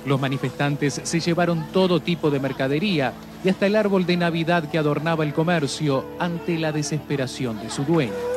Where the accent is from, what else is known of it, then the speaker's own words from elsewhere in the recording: El Salvador; yo soy un periodista salvadoreño